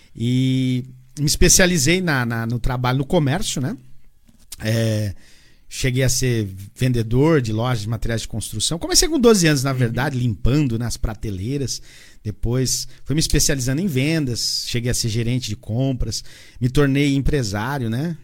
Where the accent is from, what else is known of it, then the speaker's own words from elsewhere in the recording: Santa Isabel, São Paulo, Brazil; also born or lived in Assis Chateaubriand, Paraná; now in Jandira, Brazil; Morei por muitos anos aqui, aproximadamente 30 anos da minha vida, morei em Santa Isabel. É, cresci aqui, né? Vim do Paraná com 5 anos de idade